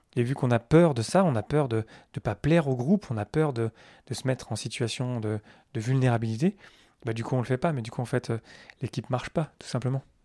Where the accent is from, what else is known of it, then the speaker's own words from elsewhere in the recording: France; je suis français